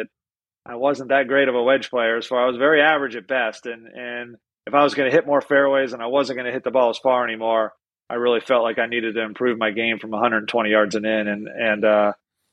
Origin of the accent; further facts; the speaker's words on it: Pennsylvania, United States; moved away as an adult; now in Florida, United States; I grew up in the North